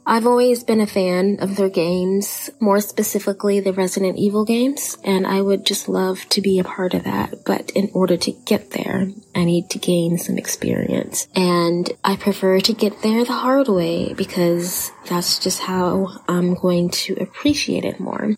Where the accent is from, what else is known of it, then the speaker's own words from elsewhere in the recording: Texas, United States; accent: Texan; my Texan accent